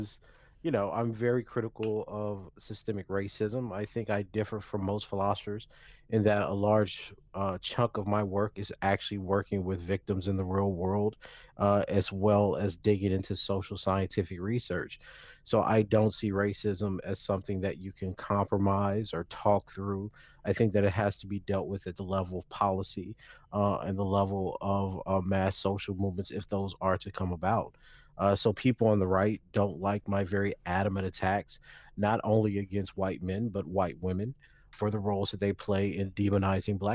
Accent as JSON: {"language": "English", "town": "Lake Charles", "region": "Louisiana", "country": "United States", "tie": "born or raised there", "said": "I'm from Lake Charles, Louisiana"}